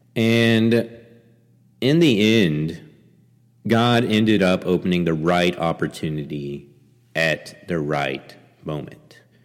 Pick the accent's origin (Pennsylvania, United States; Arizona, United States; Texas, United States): Texas, United States; Angleton; also born or lived in Saint Petersburg, Russia; a church there in, in Angleton, Texas, my hometown